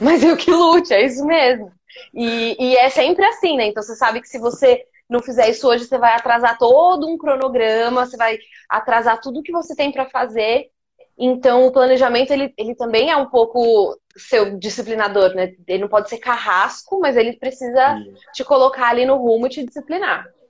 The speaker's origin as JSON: {"language": "Portuguese", "town": "Poços de Caldas", "region": "Minas Gerais", "country": "Brazil", "moved": "as an adult", "lives_now": "São Paulo, Brazil", "said": "eu moro em São Paulo desde 2009, mas eu sou de Poços de Caldas, sou de Minas. Então também vim para cá para fazer faculdade"}